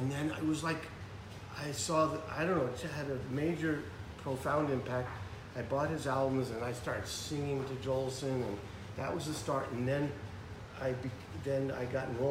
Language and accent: English; New York, United States; growing up in New York, and Mickey Mantle was my hero